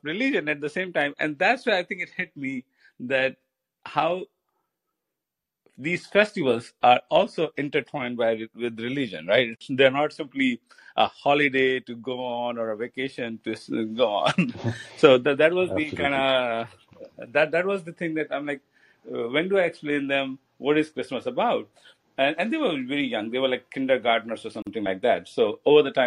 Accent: India; moved away as an adult; now in United States; I'm Indian

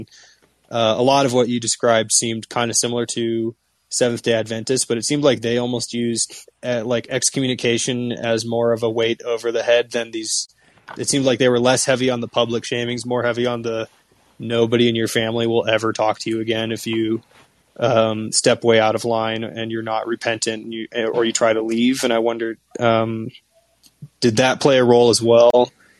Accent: Washington, United States; now in Toluca, Mexico; I'm from Washington State originally in the U.S., and there are Jehovah's Witnesses churches there.

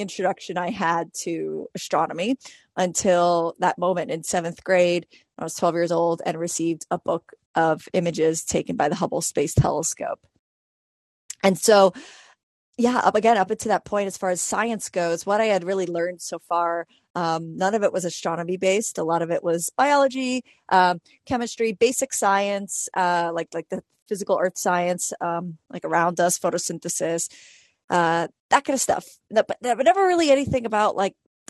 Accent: New York City, New York, United States; I was 12 years old and I grew up in New York City

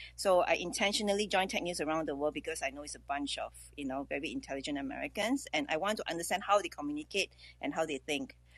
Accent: Singapore; I'm from Singapore

